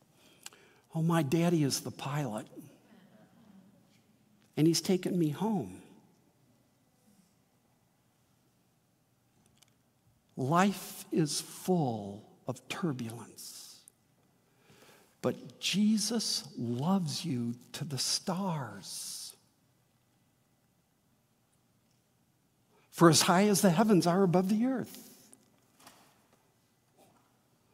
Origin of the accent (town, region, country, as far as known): Midwest, United States; born or raised there; also born or lived in Wheaton, Illinois / St. Charles, Illinois